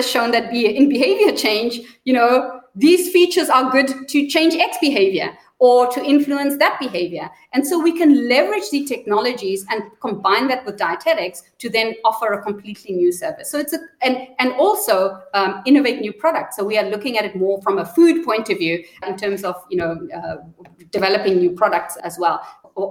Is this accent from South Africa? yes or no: yes; South Africa; I'm South African